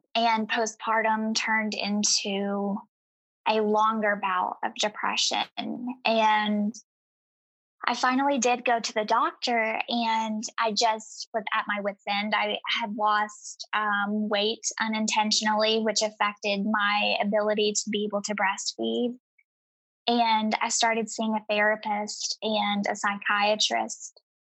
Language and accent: English; East Tennessee, United States; I grew up in East Tennessee and in a very impoverished um, circumstance.